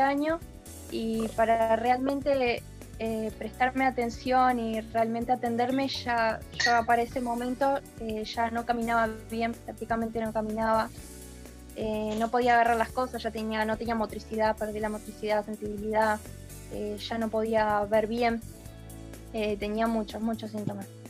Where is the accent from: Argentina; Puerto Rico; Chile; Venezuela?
Argentina; Buenos Aires; Parque Chacabuco capital